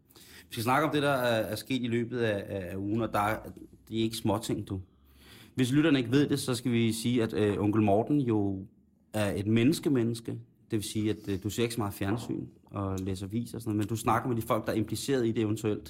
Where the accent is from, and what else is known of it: Denmark